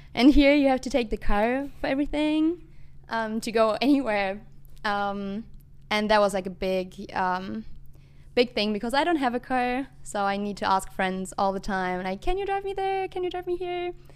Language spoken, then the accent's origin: English; Germany; moved away as an adult; now in United States; I'm from Germany